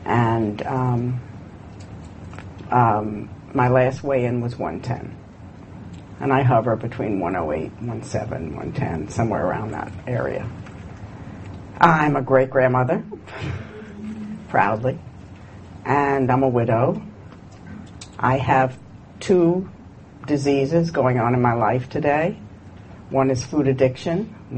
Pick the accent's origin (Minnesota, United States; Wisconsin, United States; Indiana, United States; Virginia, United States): Virginia, United States; When I came from Virginia, and my father had two grocery stores.